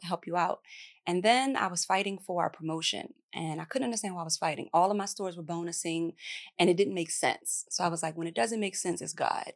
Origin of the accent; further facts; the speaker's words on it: Baltimore, Maryland, United States; I'm from Baltimore